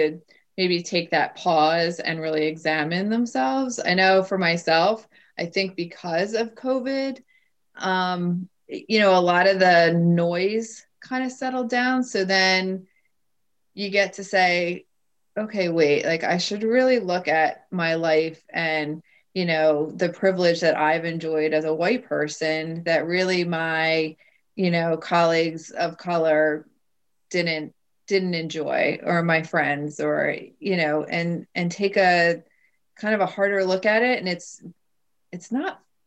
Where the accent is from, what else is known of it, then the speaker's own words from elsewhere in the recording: Bucks County, Pennsylvania, United States; I grew up in Bucks County